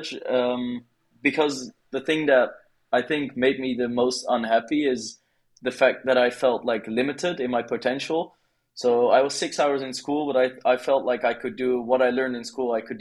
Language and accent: English; Netherlands; moved away as an adult; now in Bali, Indonesia; I am from the Netherlands originally, but now I've lived in Bali for like roughly 9 months